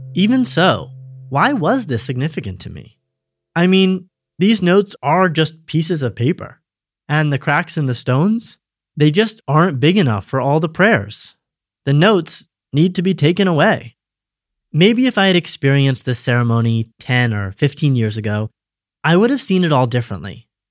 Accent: Western Massachusetts, United States; moved away as an adult; now in Israel; Growing up in the States

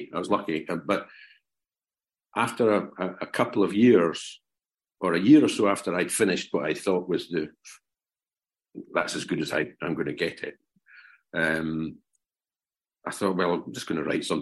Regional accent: Fife, Scotland, United Kingdom; also born or lived in Aberdeen; I grew up in Fife.

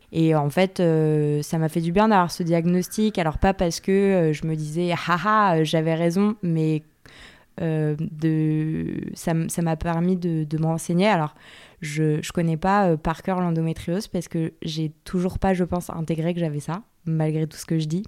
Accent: Yvelines, Île-de-France, France; born or raised there

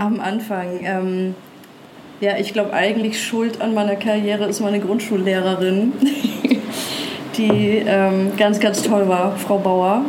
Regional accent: Nuremberg, Bavaria, Germany; ich bin in Nürnberg aufgewachsen

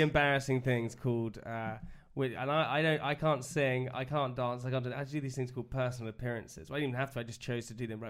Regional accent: United Kingdom; being British

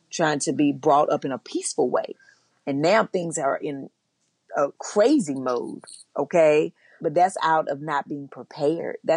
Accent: the South, United States; And for me, growing up in the South, it wasn't even just the police officers.

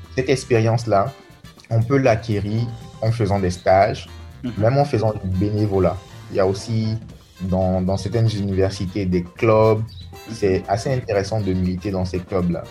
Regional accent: Côte d’Ivoire; Je suis ivoirien. Voilà, j'ai grandi en Côte d'Ivoire

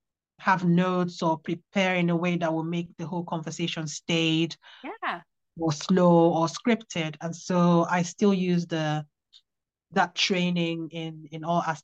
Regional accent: Worksop, East Midlands, United Kingdom; born there; I was born in Worksop, and so it's kind of like my local forest.

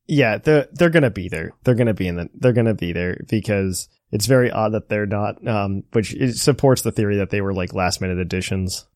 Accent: United States; as a kid growing up in America

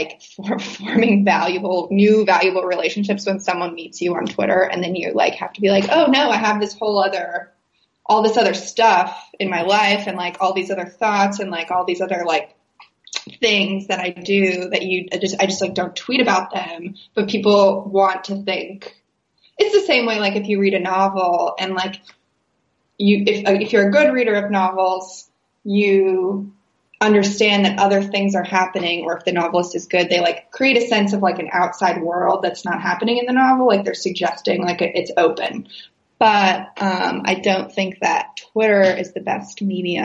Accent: West Virginia, United States; I'm from West Virginia.

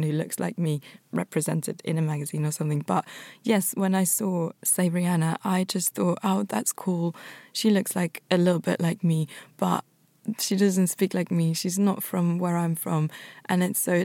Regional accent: Tyrol, Austria; now in United Kingdom; growing up in Austria and being met with questions to then moving to the UK

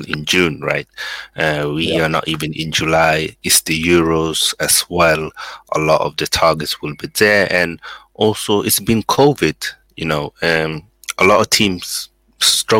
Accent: Sweden; now in Coventry, United Kingdom; I was actually born in Sweden

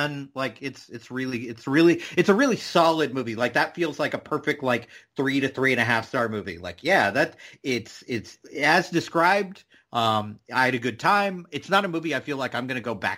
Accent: California, United States; now in the South, United States; I am originally from California, which is where the author John Steinbeck is from, and that's where all of his books are set. So every year, I think starting in fourth grade, we would have like a Steinbeck unit in school.

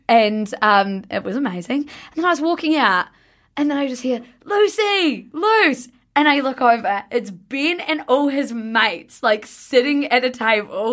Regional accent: New Zealand; I'm from New Zealand

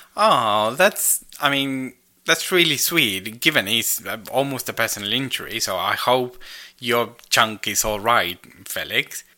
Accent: Argentina; I am Argentinian

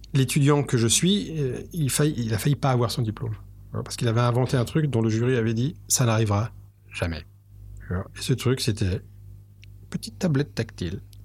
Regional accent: France; En France, on aime

